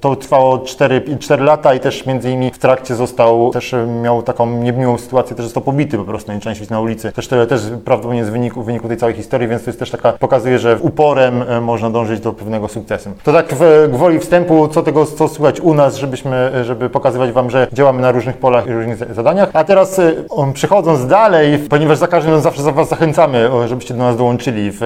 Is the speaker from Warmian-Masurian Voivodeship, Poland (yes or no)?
yes; Warmian-Masurian Voivodeship, Poland; z regionu, z którego ja pochodzę, jestem z Warmii Mazur